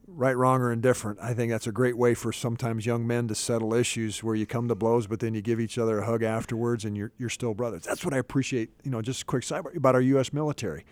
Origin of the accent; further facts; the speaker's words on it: Iowa, United States; now in Dallas-Fort Worth, United States; grown up on a farm in the east central part of Iowa